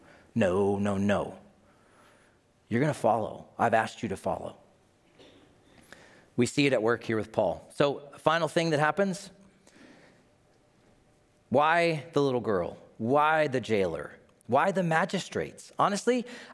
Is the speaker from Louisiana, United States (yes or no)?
no; Tennessee, United States; my home state of Tennessee